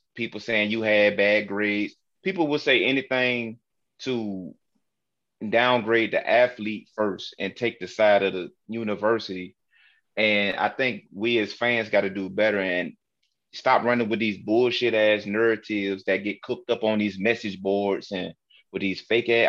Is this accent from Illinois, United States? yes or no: no; Newport News, Virginia, United States; a school Michael Vick played for from my hometown, Newport News, Virginia